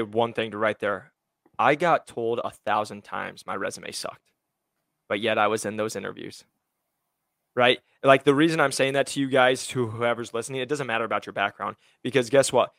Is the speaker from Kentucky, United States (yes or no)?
no; Iowa, United States; now in Scottsdale, United States; I'm originally from Iowa